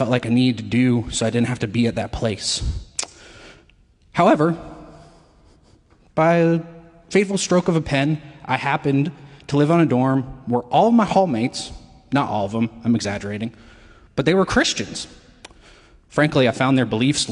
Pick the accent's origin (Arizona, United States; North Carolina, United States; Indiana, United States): North Carolina, United States; Matthews; I'm from Matthews, North Carolina, also known as God's Country